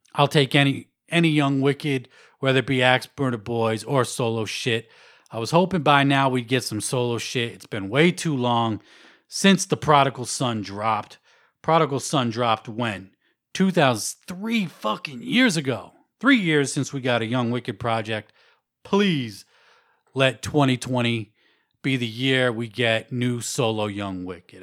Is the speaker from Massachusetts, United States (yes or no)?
yes; Worcester, Massachusetts, United States; Worcester, Mass, my hometown